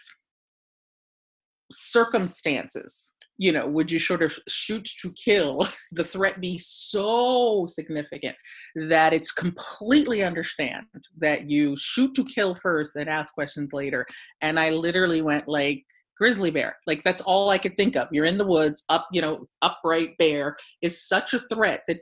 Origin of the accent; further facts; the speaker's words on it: Ocean City, New Jersey, United States; now in Philadelphia, United States; growing up in Ocean City, New Jersey